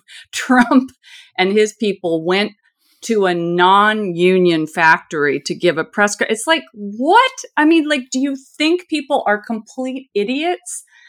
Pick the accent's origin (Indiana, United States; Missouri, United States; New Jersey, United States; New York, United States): Indiana, United States; I'm from Indiana, so this is, this is how I talk